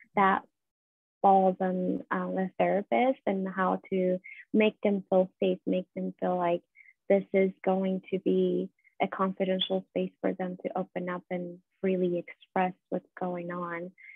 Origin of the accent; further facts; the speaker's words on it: Iran; moved away as an adult; now in United States; was born and raised in Iran. I was living there till I was 24. So moved here 10 years ago